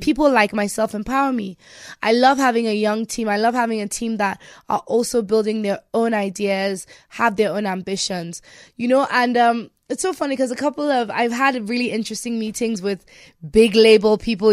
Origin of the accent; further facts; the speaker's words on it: Nigeria; me being Nigerian